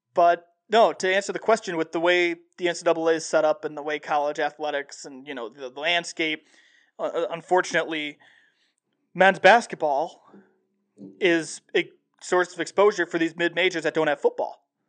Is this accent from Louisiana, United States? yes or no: no; Dwight, Illinois, United States; my hometown of Dwight